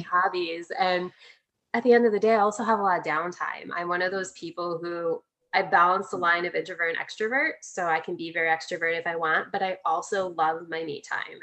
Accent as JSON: {"language": "English", "region": "Midwest", "country": "United States", "tie": "born or raised there", "said": "I grew up in the Midwest"}